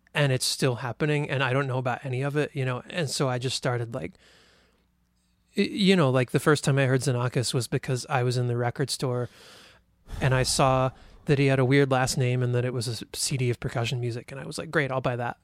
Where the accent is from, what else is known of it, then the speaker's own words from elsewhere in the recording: Louisville, Kentucky, United States; moved away as an adult; also born or lived in Champaign-Urbana, Illinois / San Diego, California / Austin, Texas; now in Ithaca, United States; I grew up in Kentucky, L, Louisville, Kentucky